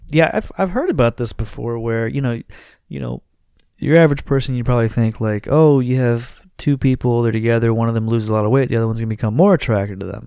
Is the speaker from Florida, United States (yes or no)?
yes; Florida, United States; now we're from Florida